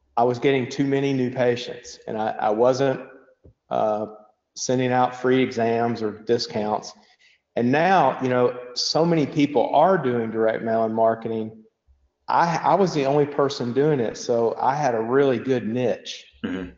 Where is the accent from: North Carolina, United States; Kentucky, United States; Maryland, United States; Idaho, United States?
Kentucky, United States; Bowling Green; moved away as an adult; now in Lexington, United States; I grew up in uh, Southern Kentucky in Bowling Green, uh, Western Kentucky